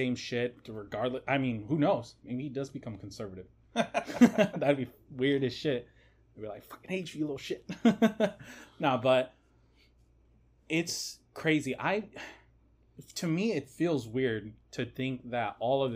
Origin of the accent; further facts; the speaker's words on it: United States; being American.